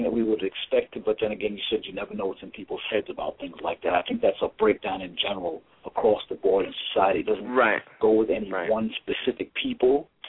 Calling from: New York City, New York, United States; New York

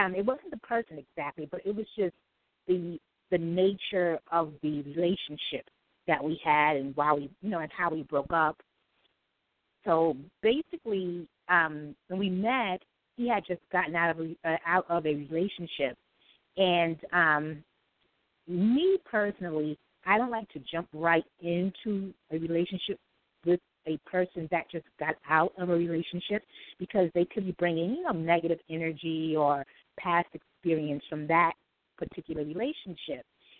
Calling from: New York City, New York, United States; I'm calling from New York City.

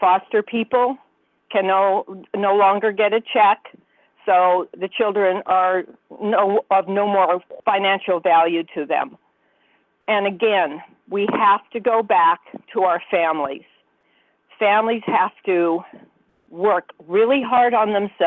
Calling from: Santa Cruz, California, United States; I'm calling from Santa Cruz, California

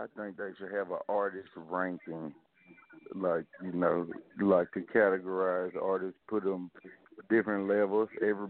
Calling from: El Dorado, Arkansas, United States; El Dorado, Arkansas.

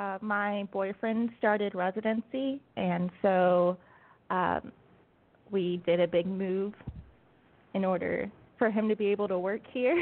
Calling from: Alabama, United States; So I'm calling you from Alabama. I just moved down here a couple of weeks ago.

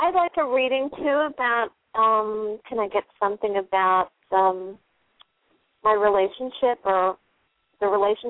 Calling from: New Jersey, United States; I'm calling from New Jersey.

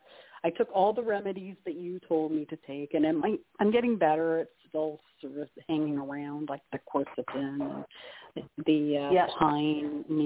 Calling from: Canada; It's … calling from Canada.

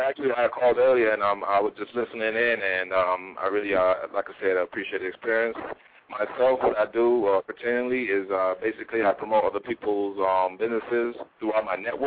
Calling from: Chicago, Illinois, United States; I'm calling from north side of Chicago, where Howard and Ridge area.

